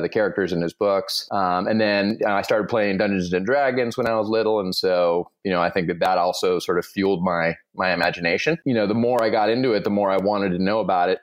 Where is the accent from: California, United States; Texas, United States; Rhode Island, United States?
California, United States; Southern; I was born and raised in Southern California